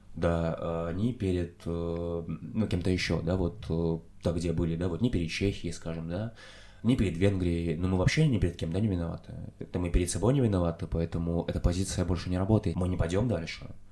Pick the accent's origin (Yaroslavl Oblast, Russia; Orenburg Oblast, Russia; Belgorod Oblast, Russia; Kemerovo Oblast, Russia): Belgorod Oblast, Russia; moved away; я вырос в Белгородской области России